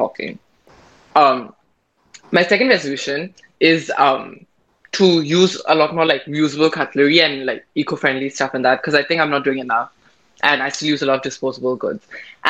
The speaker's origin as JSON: {"language": "English", "country": "India", "said": "I'm Indian"}